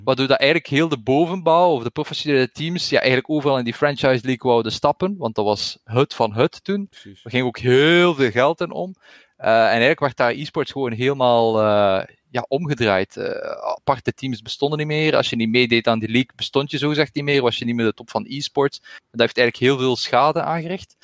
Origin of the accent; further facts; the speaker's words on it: Ghent, Flanders, Belgium; Ik ben ook afkomstig uit Gentse.